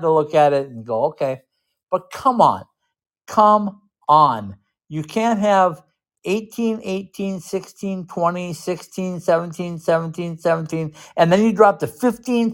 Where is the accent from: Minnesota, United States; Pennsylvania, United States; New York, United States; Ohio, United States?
Minnesota, United States; I'm from Minnesota.